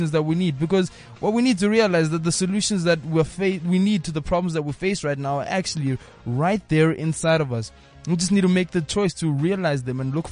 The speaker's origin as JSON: {"language": "English", "country": "South Africa", "said": "we're African before we're South African"}